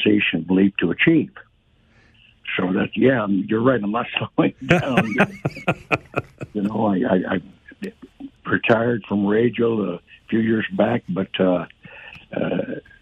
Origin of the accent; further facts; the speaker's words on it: Windsor, Ontario, Canada; also born or lived in Detroit, Michigan, United States; growing up in the Detroit Windsor area